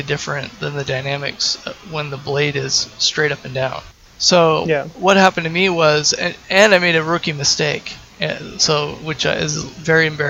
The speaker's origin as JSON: {"language": "English", "town": "Salt Lake City", "region": "Utah", "country": "United States", "moved": "as an adult", "lives_now": "Portland, United States", "said": "I'm originally from Salt Lake City, and I moved to Portland 8 or 10 years ago."}